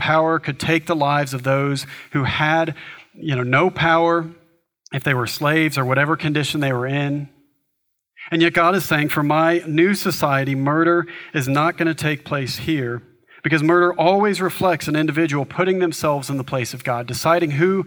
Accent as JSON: {"language": "English", "country": "United States", "said": "for us, as American society, we are highly individualistic"}